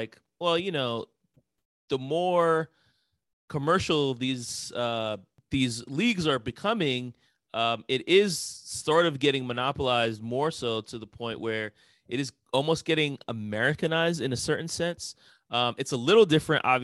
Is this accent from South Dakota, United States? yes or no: no; New York, United States; I can remember growing up in New York and kids making fun of me for being a Knicks fan